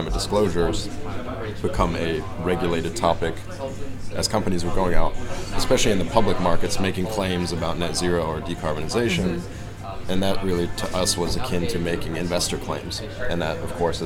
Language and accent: English; Germany; moved away; I'm a German citizen, so I grew up in Europe